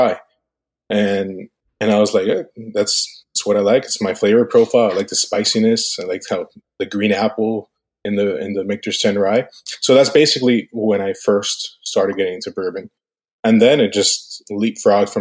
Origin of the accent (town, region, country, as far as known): Westchester, Florida, United States; born or raised there; also born or lived in Cuba